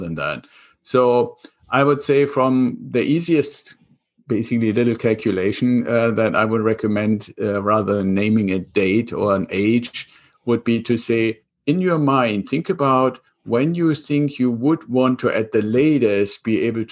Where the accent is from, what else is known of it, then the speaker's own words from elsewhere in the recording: Germany; accent: German; English is a second language; moved away as an adult; now in United States; I'm originally from Germany, kept some of the accent still. I came over to the United States 26 years ago with the Air Force